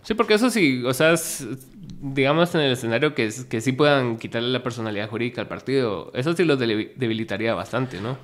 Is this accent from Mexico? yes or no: no; Guatemala; somos de Guatemala y no de allá